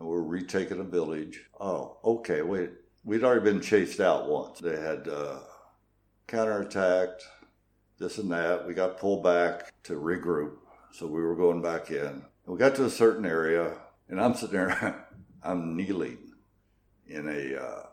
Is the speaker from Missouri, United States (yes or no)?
yes; New Madrid, Missouri, United States; I grew up in small town America